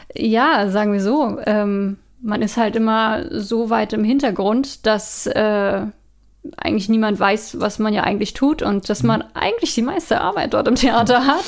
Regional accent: Northern Germany, Germany; moved away as an adult; now in Austria; ich komm ja aus Norddeutschland

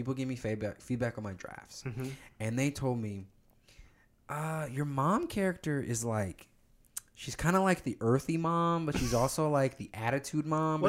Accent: Plano, Texas, United States; And just life growing up in Plano as a black kid.

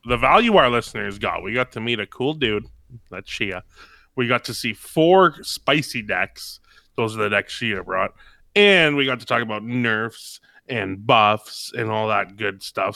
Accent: Canada; I'm from Canada

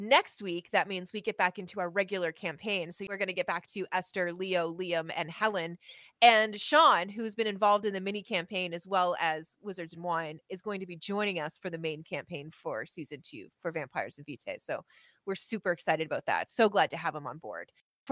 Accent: Halifax, Nova Scotia, Canada; my hometown of Halifax, Nova Scotia, Canada.

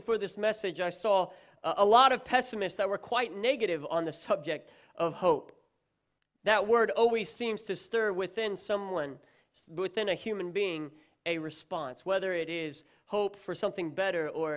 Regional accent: United States; now in Australia; I am American, but don't let that put you off, because I'm also Australian. I'm a dual citizen

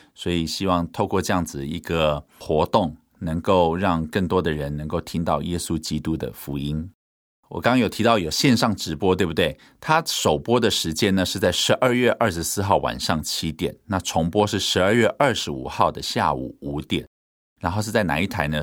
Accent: Hualien, Hualien County, Taiwan; moved away; 花莲呢，是 我的家乡

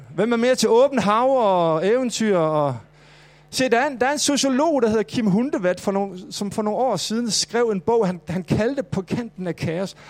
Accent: Mors, North Denmark Region, Denmark; now in Copenhagen, Denmark; jeg voksede op på Mors

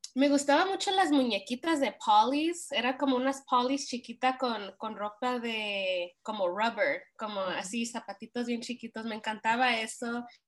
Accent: Montebello, California, United States; crecí en Montevideo, California, donde la mayoría son hispanos

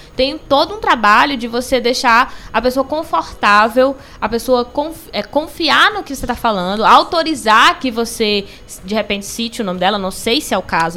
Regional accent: Belém, Pará, Brazil; also born or lived in Cariri region, Ceará; now in Cariri, Brazil; Eu sou de Belém do Pará

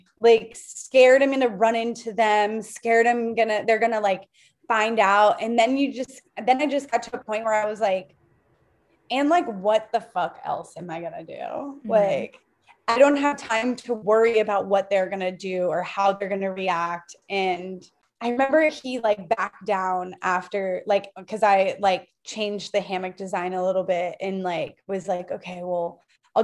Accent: Sarasota, Florida, United States; I grew up in Sarasota where it's the eighth generation of the Ringling Brothers Circus

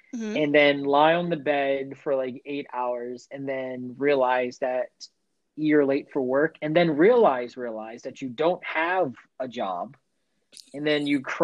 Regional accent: United States; my civic duty as an American to get every foreign language wrong

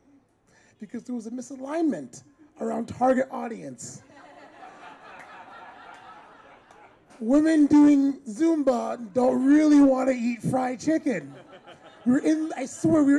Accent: United States; moved away; as an American

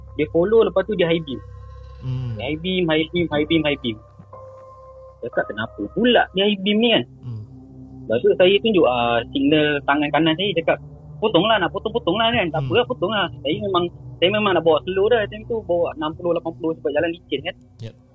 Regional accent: Johor, Malaysia; now in Kuala Lumpur, Malaysia; Berasal dari Johor, menetap di KL.

